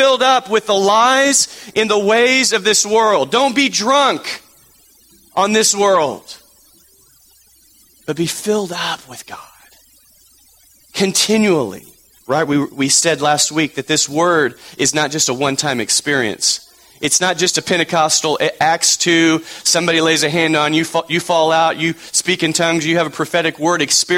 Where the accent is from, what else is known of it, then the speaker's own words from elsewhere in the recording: Texas, United States; moved away; Growing up in Texas